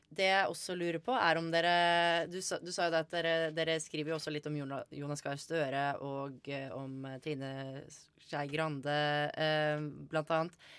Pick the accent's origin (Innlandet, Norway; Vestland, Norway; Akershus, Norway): Akershus, Norway; Bærum; jeg er fra Bærum